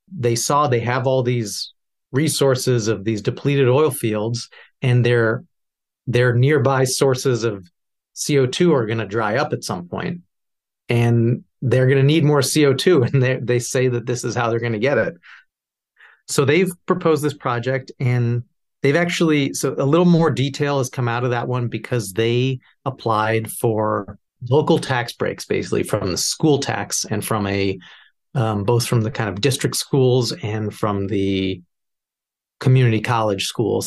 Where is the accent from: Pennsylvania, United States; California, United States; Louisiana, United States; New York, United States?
New York, United States; as a New Yorker